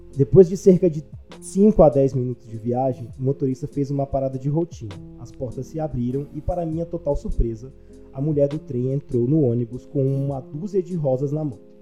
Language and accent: Portuguese; Pará, Brazil; now in Palmas, Brazil; eu moro em Palmas, né? Mas eu sou do Pará e eu tenho família no Pará